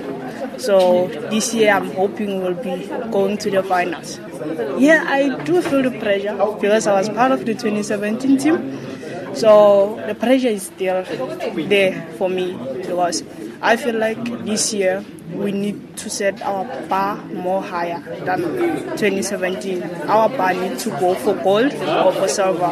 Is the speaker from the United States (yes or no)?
no; South Africa; we as a South African team